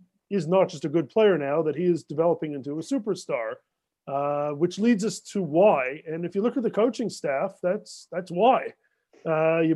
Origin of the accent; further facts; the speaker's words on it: Canada; As a Canadian